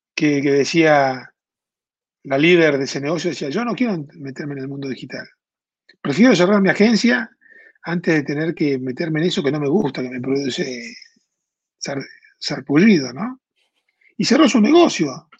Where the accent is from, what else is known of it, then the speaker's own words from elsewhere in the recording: Argentina; moved away as an adult; now in Mexico; En Argentina, de donde yo vengo, pues yo vivo hace 20 años en México, porque yo soy argentino